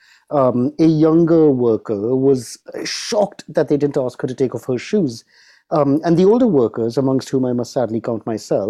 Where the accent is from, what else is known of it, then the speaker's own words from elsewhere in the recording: United Kingdom; as a Brit